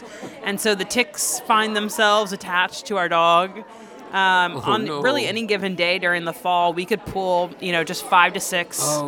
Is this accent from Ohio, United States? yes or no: no; Maryland, United States; moved away; But I grew up in Maryland